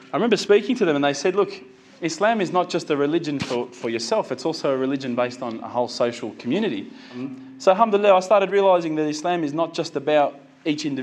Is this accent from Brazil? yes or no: no; Australia; as an Aussie